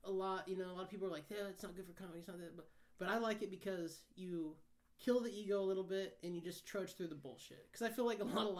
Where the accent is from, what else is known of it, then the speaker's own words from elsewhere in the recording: Midwest, United States; I'm from the Midwest